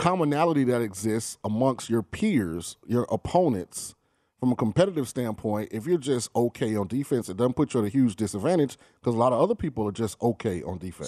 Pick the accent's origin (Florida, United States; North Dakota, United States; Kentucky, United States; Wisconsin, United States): Florida, United States; the South and; moved away; also born or lived in the South; I grew up in the South and Florida.